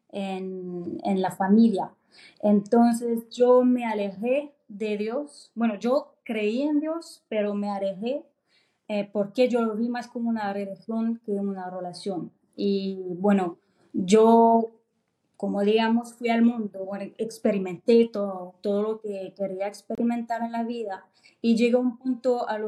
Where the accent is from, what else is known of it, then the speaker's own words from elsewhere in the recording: France; born there; Spanish is a second language; yo nací en Francia, entonces